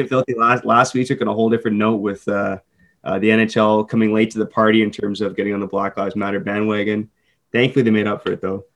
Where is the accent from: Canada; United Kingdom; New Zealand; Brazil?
Canada; as a Canadian